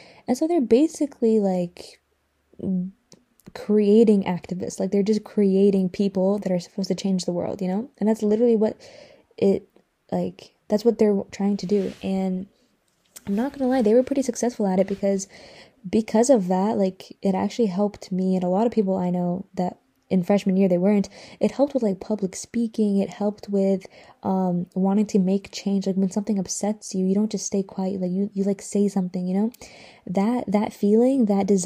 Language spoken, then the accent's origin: English; Atlanta, Georgia, United States; also born or lived in Iraq; So, I was raised in Atlanta because I moved here. When did I move here? When I was like 4 or 5